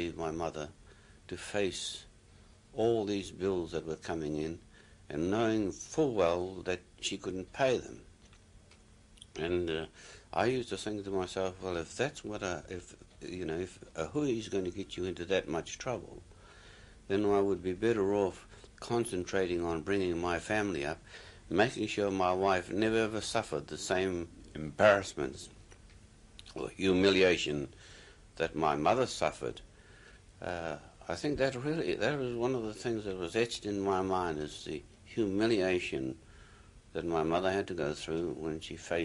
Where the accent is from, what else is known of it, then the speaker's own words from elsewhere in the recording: Kaitaia, Northland, New Zealand; moved away as an adult; also born or lived in Auckland / Japan; go back home to Kaitaia